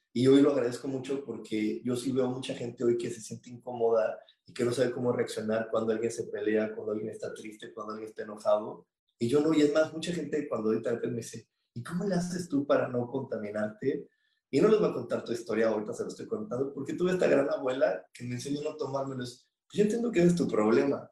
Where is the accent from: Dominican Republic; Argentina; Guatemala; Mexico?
Mexico; somos mexicanos